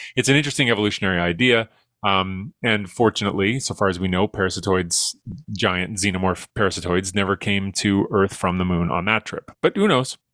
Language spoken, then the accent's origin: English; Edmonton, Alberta, Canada; I'm from Edmonton